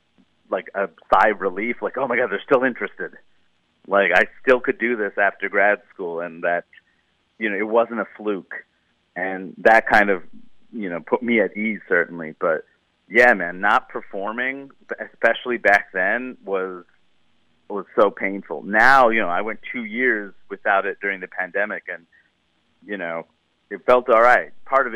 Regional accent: United States; But also I started to realize like, whoa, I'm such an American. Like these jokes do not all work here.

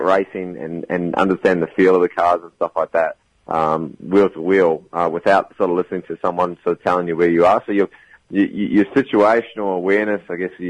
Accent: New Zealand; moved away as an adult; now in United States; I'm from New Zealand

